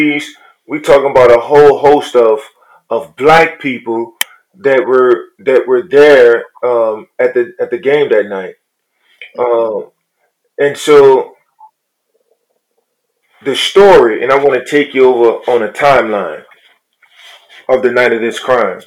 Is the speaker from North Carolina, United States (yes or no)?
no; New Orleans, Louisiana, United States; I was born and raised in poverty in New Orleans, from the projects